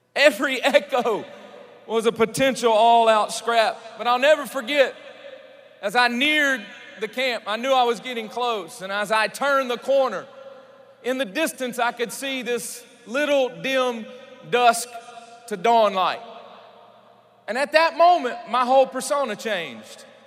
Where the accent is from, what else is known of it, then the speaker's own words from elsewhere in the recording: Louisiana, United States; I'm from Louisiana